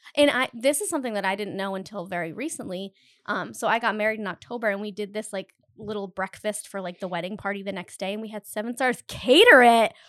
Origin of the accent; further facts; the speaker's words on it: Cumberland, United States; I'm from Cumberland